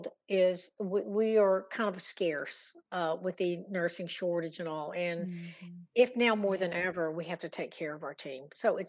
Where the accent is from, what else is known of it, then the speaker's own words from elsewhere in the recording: Virginia, United States; Yeah, I'm from Virginia.